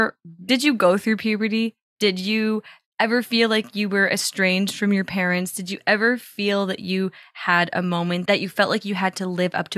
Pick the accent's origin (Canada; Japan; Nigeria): Canada; Toronto, Ontario; I grew up in Toronto